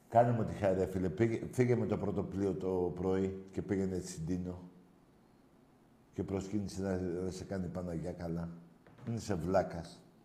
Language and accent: Greek; Ionian Islands, Greece; είμαστε κεφαλονίτη